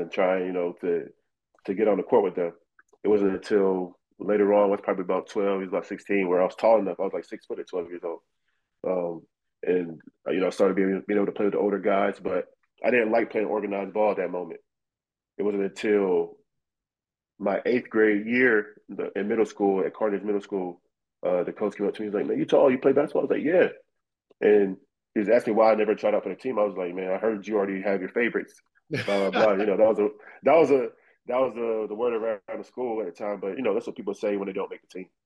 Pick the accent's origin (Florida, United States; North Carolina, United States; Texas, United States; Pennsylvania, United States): North Carolina, United States; Raleigh; it's a capital of North Carolina, but it's not a real city. Right. You know, you get a small town feel. So growing up around the neighborhood, everybody played basketball just in the street.